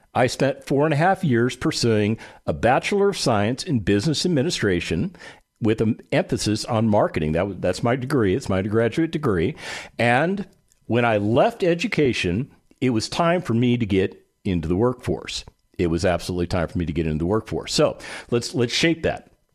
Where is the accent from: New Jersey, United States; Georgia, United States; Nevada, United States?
Nevada, United States; Las Vegas; I grew up in Las Vegas, Nevada